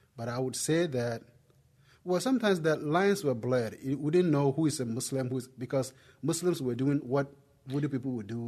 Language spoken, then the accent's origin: English; Ghana; accent: Ghanaian; moved away as an adult; now in United States; I'm originally from Ghana. If, I mean, if you're wondering where the accent came from, it came from, it came from Ghana, West Africa